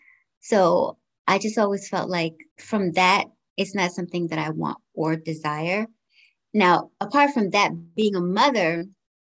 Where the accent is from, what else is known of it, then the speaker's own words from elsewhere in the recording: United States; also born or lived in Georgetown, Guyana; I came to the States when I was 5 years old. So I've been here for quite some time now. I grew up here